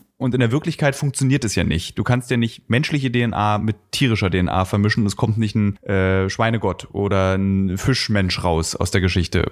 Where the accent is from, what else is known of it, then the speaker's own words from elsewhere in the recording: GDR, East Germany, Germany; dass ich vielleicht in der DDR groß geworden